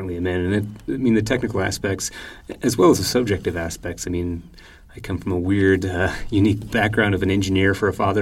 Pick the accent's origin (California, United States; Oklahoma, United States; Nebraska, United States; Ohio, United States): Nebraska, United States; moved away; Born and raised in Nebraska.